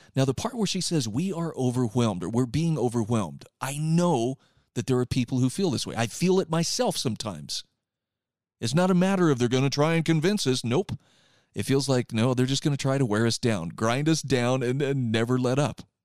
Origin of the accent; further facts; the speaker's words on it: Utah, United States; here in my home state of Utah